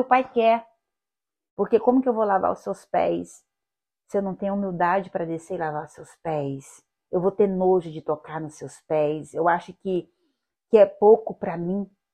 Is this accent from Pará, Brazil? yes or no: no; Goiás, Brazil; moved away as an adult; also born or lived in Goiânia; now in Rio de Janeiro, Brazil; a minha infância foi, foi no interior, na roça, meu pai era agricultor